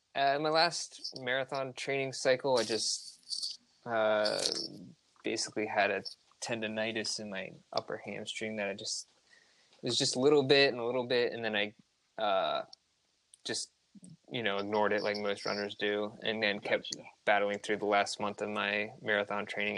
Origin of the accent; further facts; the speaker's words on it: Hershey, Pennsylvania, United States; moved away as an adult; now in Baltimore, United States; I'm originally from Hershey, Pennsylvania. I've lived in Baltimore for the last eight years